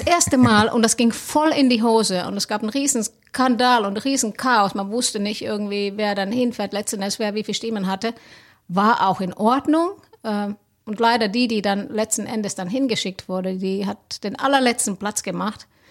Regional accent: Helsinki, Uusimaa, Finland; moved away as an adult; now in Cologne, Germany; ich komme aus Helsinki ursprünglich, wohne, bin aber Kölsche Mädchen seit 2010

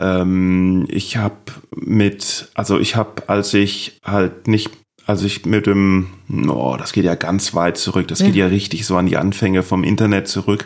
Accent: Neustadt an der Weinstraße, Rhineland-Palatinate, Germany; accent: Palatine; ich kann Pfälz, ich bin ja Pfälzer, das ist ja so ein bisschen ähnlich. Das ist so pfälzisch, hessisch.

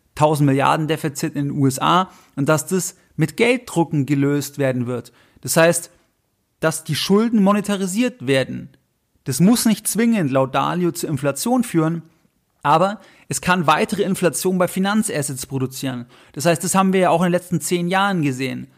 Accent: Germany; Bei uns in Deutschland

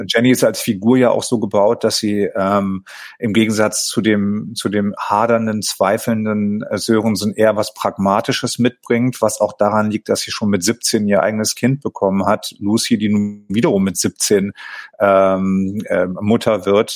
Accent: Tönning, Schleswig-Holstein, Germany; Ich komme ja gebürtig aus Tönning

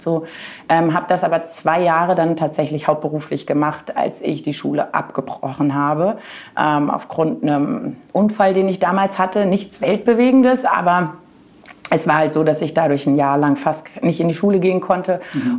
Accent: near Marburg, Hesse, Germany; also born or lived in Southern Germany / Frankfurt area; nach Hessen in Richtung Marburg, falls das jemand sagt, aber das kennt man ja vielleicht doch schon eher. Und da habe ich meine Kindheit verbracht

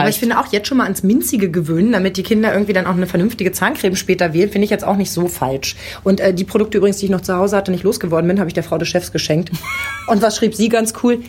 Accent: Lower Saxony, Germany; accent: Hochdeutsch; Ich komme aus Niedersachsen. Ich bin mit Hochdeutsch mhm. groß geworden.

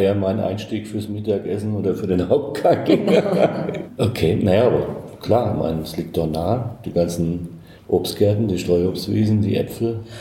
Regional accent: Hesse, Germany; ich bin Hesse. Ähm, deshalb sage ich immer Dorscht, also Durst

